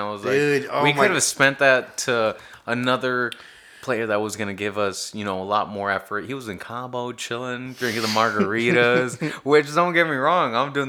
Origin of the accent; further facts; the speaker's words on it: Dallas, Texas, United States; growing up in Dallas